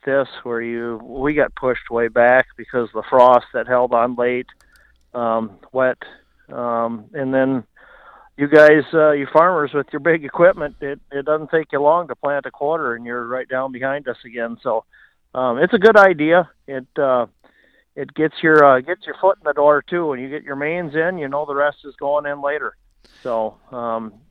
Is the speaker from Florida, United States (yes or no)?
no; Luverne, Minnesota, United States; I'm from Laverne area